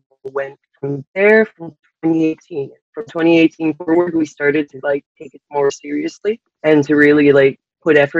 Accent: Rogersville, New Brunswick, Canada; now in Moncton, Canada; I am originally from Rogersville, New Brunswick, but I currently reside and I'm based in Moncton, New Brunswick, Canada

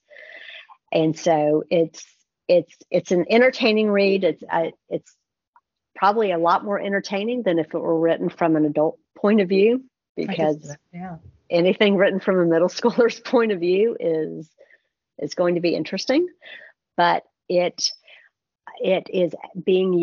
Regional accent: United States; we're American

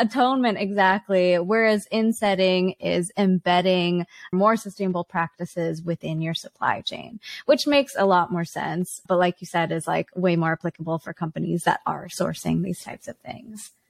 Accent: Vancouver, British Columbia, Canada; Vancouver, Canada, my hometown

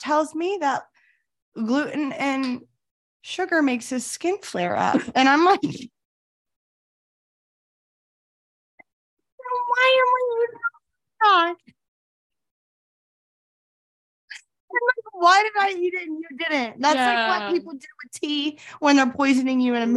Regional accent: Florida, United States; I grew up in Florida

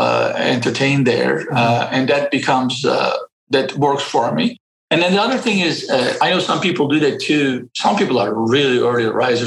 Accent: Istanbul, Turkey; moved away; I grew up in Istanbul, and I got educated everything in public schools

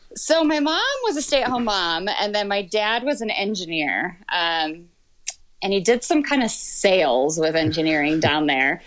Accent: Michigan, United States; moved away as an adult; also born or lived in Georgia; grew up in Michigan the whole time and was there until I was, I think, 31

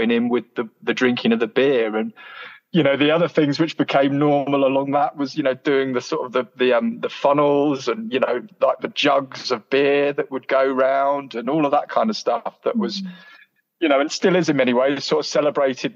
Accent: Canterbury, South East England, United Kingdom; moved away as an adult; now in Leeds, United Kingdom; I'm originally from Canterbury in Kent, so closer to France than it is to London, actually. And it's a lovely place to grow up, Canterbury

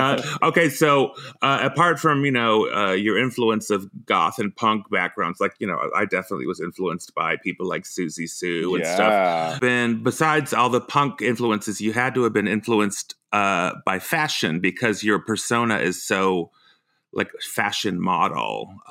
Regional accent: United States; born there; even though I was born in the States, I feel drawn to Iceland. I go there at least once a year, so.

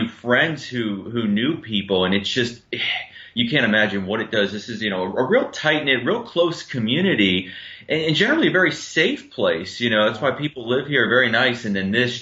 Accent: Florida, United States; I was born in Florida

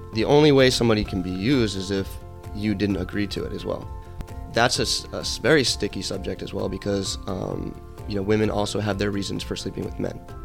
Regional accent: Atlanta, Georgia, United States; moved away as an adult; also born or lived in Connecticut; now in Los Angeles, United States; I grew up in Atlanta. I c, actually moved there when I was ten years old

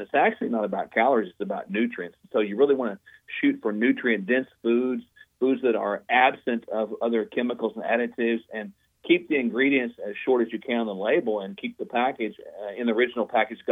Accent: Oklahoma, United States; my home state of Oklahoma

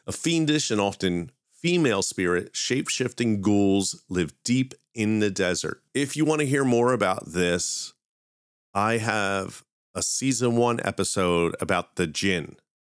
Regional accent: Philadelphia, Pennsylvania, United States; my hometown of Philadelphia

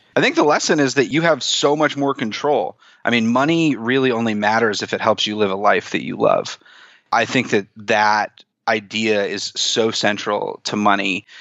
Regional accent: East Coast, United States; also born or lived in Chicago; now in New York City, United States; I grew up on the East Coast

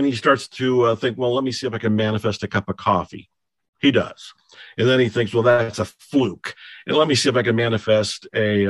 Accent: Ohio, United States; moved away; I was born and raised in Ohio, and I left

